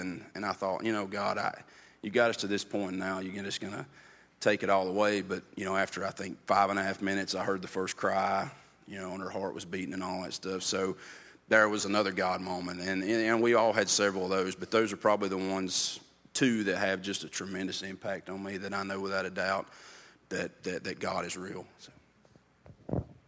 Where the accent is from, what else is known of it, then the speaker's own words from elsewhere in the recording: Andrews, North Carolina, United States; now in Bryson City, United States; I'm originally from Andrews, which is just past the gorge